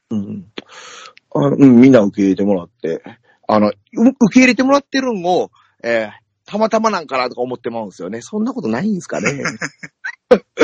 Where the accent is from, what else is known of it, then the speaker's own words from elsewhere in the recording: Kansai, Japan; accent: Kansai-ben; 僕、まあまあ関西弁